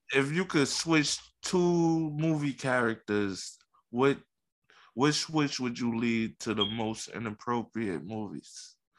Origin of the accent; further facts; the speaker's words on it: New York City, New York, United States; I was born in Coney Coney Island